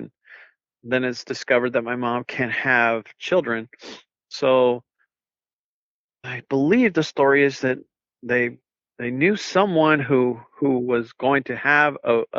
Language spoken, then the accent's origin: English; Nuevo Casas Grandes, Chihuahua, Mexico; born there; So I was born in Nuevo Casas Grandes, which is a very small town in Chihuahua, Mexico.